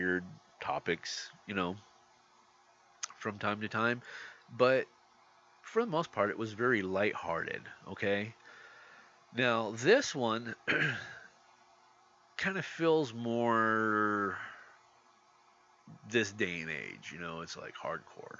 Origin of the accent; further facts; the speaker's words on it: California, United States; growing up in California, we had Channel 5 KTLA